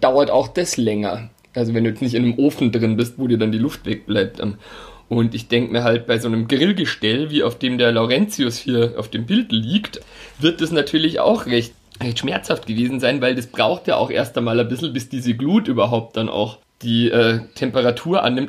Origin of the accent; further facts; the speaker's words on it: Altötting, Bavaria, Germany; ich komme aus Altötting